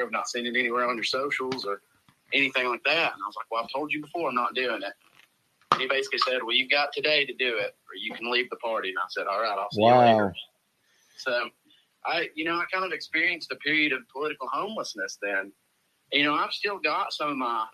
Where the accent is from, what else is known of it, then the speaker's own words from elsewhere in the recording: Bulls Gap, Tennessee, United States; moved away as an adult; now in Knoxville, United States; I was born and raised in Greene County. Went to West Greene High School. Grew up in the small Greene County side of Bulls Gap